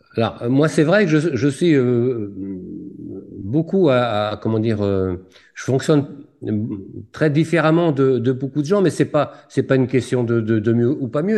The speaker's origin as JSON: {"language": "French", "town": "Lorient", "region": "Brittany", "country": "France", "tie": "born or raised there", "said": "je suis né à Lorient"}